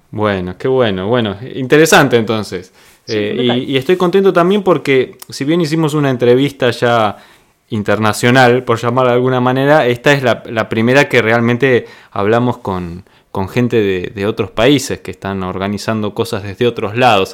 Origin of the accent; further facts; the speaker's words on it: Argentina; accent: Argentine; Yo te voy a hablar así en argentino, como hablo yo